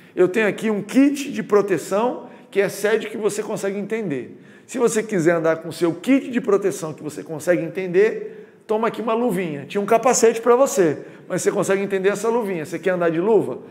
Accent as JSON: {"language": "Portuguese", "region": "Goiás", "country": "Brazil", "moved": "yes", "lives_now": "Rio de Janeiro, Brazil", "said": "quando eu mudei para o Rio de Janeiro, sou de Goiás"}